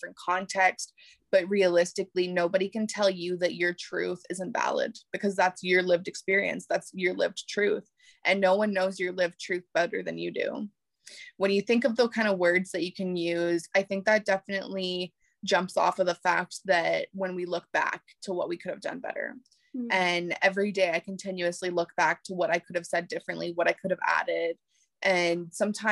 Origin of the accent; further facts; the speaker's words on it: Canada; growing up in Canada